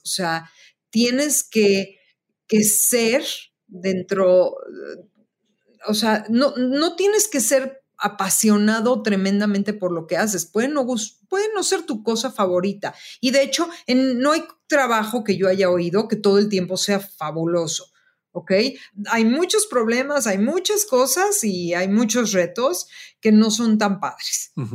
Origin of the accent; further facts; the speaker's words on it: Mexico; also born or lived in Chicago; soy una diseñadora mexicana y que soy una creadora mexicana creando trabajos en México